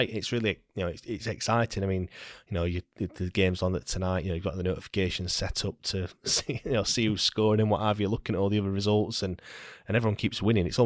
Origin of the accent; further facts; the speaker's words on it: Sheffield, Yorkshire and the Humber, United Kingdom; We know, I know we're from Sheffield, but you know we've still